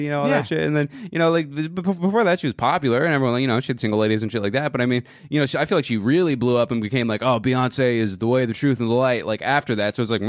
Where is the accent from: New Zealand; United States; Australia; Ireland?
United States; Pennsylvania; It was like, my mama, Pennsylvania. My dad from Pennsylvania. You mix that pencil with that Vania. I am from Pennsylvania.